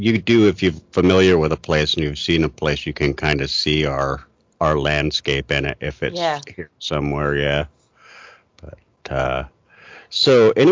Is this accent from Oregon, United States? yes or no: yes; Portland, Oregon, United States; right here in my hometown